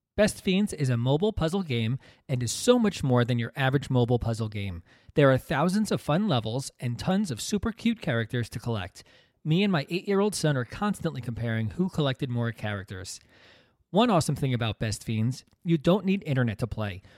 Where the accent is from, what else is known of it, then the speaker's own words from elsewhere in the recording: New Jersey, United States; also born or lived in Brooklyn, New York; I was born in Brooklyn, only lived there for the first year of my life. things were not great financially for me and my family. We moved out to New Jersey